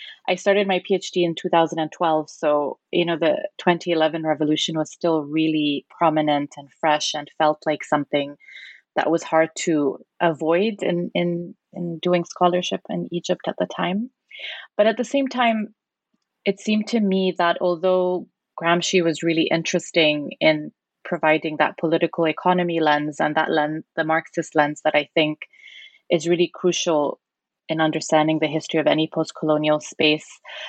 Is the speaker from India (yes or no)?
no; Zambia; because I remember growing up in Zambia, Nasser was also quite a prominent figure